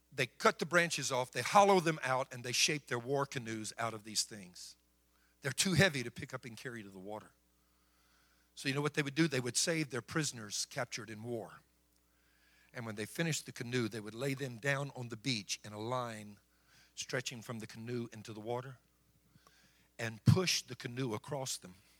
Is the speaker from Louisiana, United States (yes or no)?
yes; Cajun, Louisiana, United States; being a Cajun